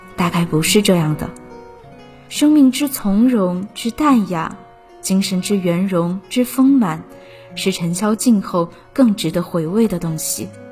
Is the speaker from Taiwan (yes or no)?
no; Suzhou, Jiangsu, China; moved away as an adult; now in Nanjing, China; 来自江苏苏州